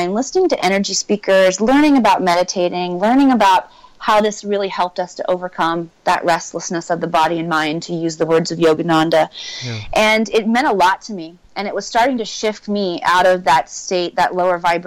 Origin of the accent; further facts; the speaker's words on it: small town Missouri, United States; moved away; also born or lived in Hollywood; I grew up in the Midwest in America, right on the Mississippi River, a very, very small town, 3,000 people only.